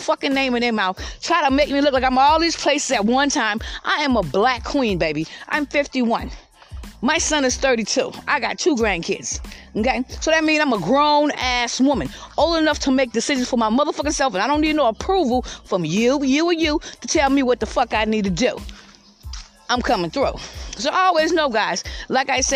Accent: Georgetown, South Carolina, United States; moved away as an adult; also born or lived in Columbia, South Carolina; now in Lexington County, United States; I was in my hometown, Georgetown, which I'm back in Lexington County right now

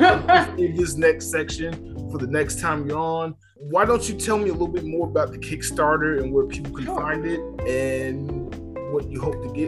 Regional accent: Atlanta, Georgia, United States; also born or lived in Washington, D.C.; I'm a homeboy, and I'm born and raised in Atlanta

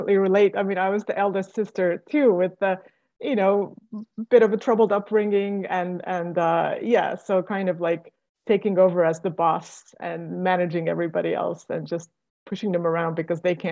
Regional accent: Estonia; moved away; I'm originally from Estonia.

